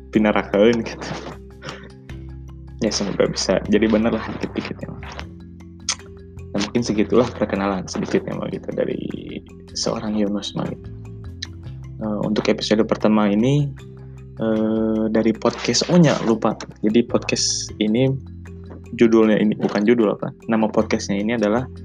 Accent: Bandung, West Java, Indonesia; also born or lived in Pangandaran; jadi saya lahir di Pangandaran tapi uh, besar di Bandung gitu saya dari kecil memang udah di Bandung SD SMP SMA sampai sekarang lagi kuliah semester akhir

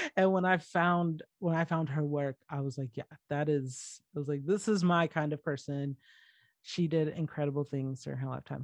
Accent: Georgia, United States; moved away; where I grew up in Georgia

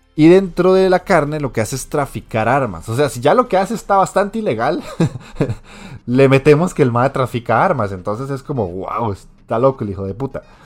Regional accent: Costa Rica; aquí en Costa Rica

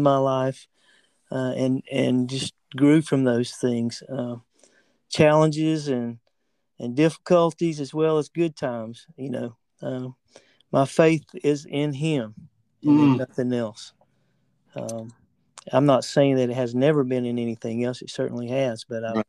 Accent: the South, United States; I'm from the South, which is very recognizable

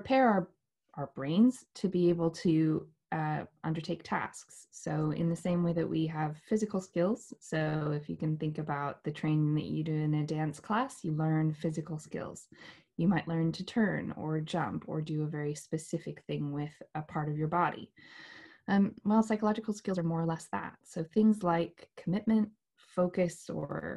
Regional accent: New Mexico, United States; moved away as an adult; now in United Kingdom; I'm from New Mexico originally in the United States. And I grew up there, studied dance there, and moved to the UK in 2010

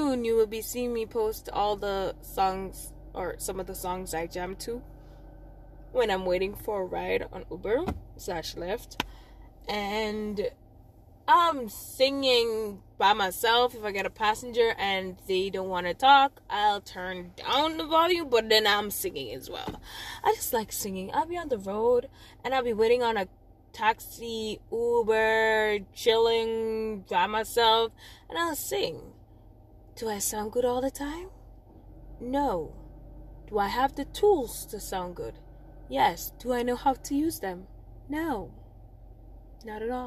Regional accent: Old Harbour, Saint Catherine, Jamaica; accent: Jamaican; also born or lived in May Pen, Clarendon; I'm from Old Harbor

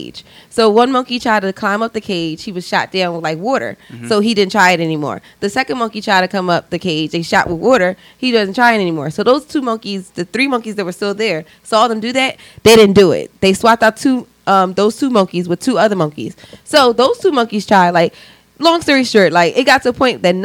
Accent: Philadelphia, Pennsylvania, United States; I grew up in Northeast Philadelphia

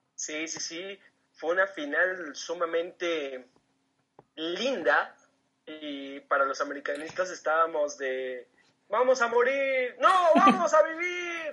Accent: Toluca, State of Mexico, Mexico; yo que soy de aquí del Estado de México, de, Toluca

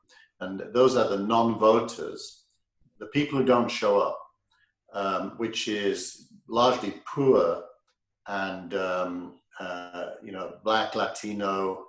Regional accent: England, United Kingdom; moved away; My experience growing up in England

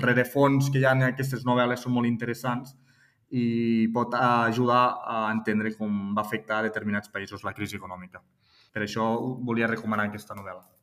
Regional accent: Tortosa, Catalonia, Spain; moved away as an adult; also born or lived in Barcelona / Milan, Italy; now in Maresme, Spain; jo soc de Tortosa, soc nascut a Tortosa i soc ebrenc

